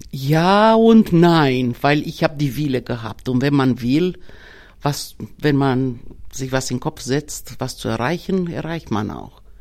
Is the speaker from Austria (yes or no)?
no; Romania; first language Romanian; German is a second language; now in Germany; wir kommen zwar aus Rumänien, ich, äh, meine Muttersprache ist Rumänisch